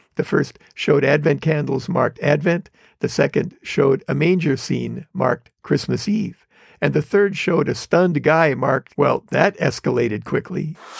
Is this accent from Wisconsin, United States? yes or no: yes; Wisconsin, United States; moved away as an adult; now in Los Angeles area, United States; I grew up in Wisconsin